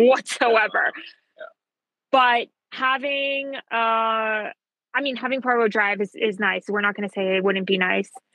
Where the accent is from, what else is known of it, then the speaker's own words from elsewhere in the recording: Atlanta, Georgia, United States; also born or lived in New York; I'm not from Colombia, but my parents are. So I was raised Colombia, and all my friends growing up were Colombian, even though we lived in Atlanta.